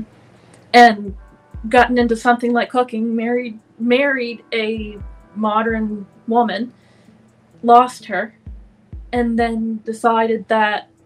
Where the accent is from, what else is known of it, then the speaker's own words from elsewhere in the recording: Canada; I come from Canada